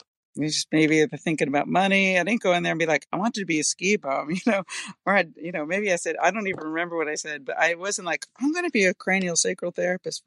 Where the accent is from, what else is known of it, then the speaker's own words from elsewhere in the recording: East Coast, United States; growing up on the East Coast